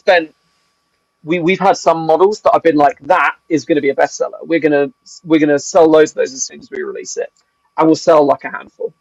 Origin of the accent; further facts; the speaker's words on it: England, United Kingdom; moved away as an adult; now in Wales, United Kingdom; And as an Englishman